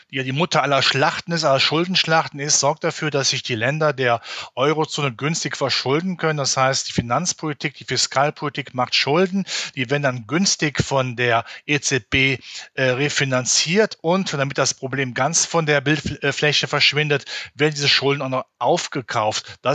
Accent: North Rhine-Westphalia, Germany; ich komme ja aus dem Rheinland in der Nähe von Köln

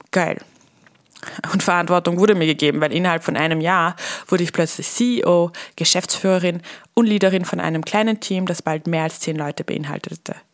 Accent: Vienna, Austria; now in Millstatt, Austria; Als Wienerin aufs Land zu ziehen, auch wenn es der wunderschöne Milchstädter See ist und noch dazu dann in die Hotellerie zu gehen.

